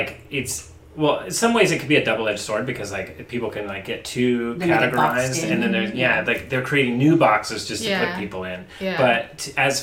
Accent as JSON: {"language": "English", "region": "Midwest", "country": "United States", "tie": "born or raised there", "said": "I grew up in the Midwest and like really like, you know, conservative place"}